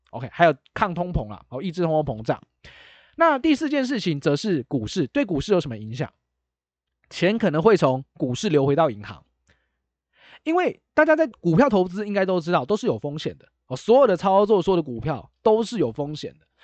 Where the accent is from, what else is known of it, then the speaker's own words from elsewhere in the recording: Taiwan; 我们是台湾人嘛